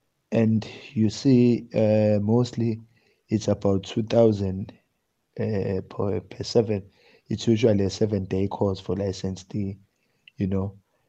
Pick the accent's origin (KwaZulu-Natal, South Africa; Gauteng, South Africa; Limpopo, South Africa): KwaZulu-Natal, South Africa; Durban; from Durban.